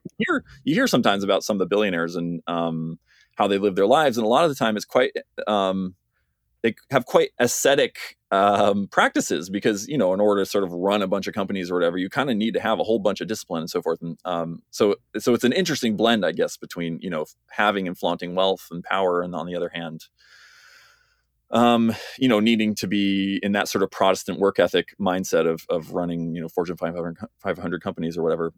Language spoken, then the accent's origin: English; United States; moved away as an adult; now in Cambridge, United Kingdom; as you can hear, I'm an American